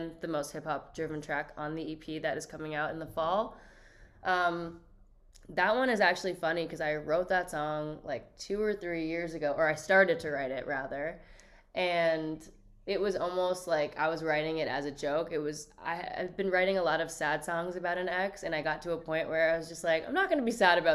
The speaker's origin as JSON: {"language": "English", "town": "Toronto", "region": "Ontario", "country": "Canada", "tie": "born or raised there", "said": "growing up in Toronto"}